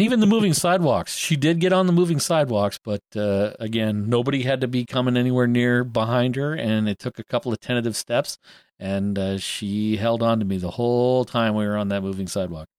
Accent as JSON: {"language": "English", "country": "Canada", "said": "I'm Canadian and we say Z instead"}